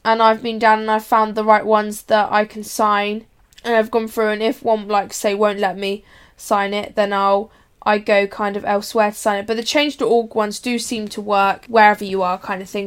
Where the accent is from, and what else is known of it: United Kingdom